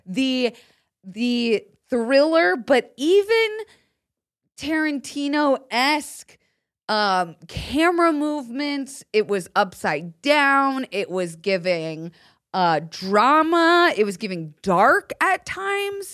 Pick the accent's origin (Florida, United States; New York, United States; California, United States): Florida, United States; moved away; I grew up in Florida